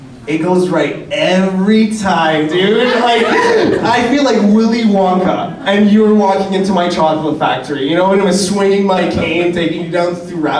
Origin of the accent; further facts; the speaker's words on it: Iran; moved away; I'm from Iran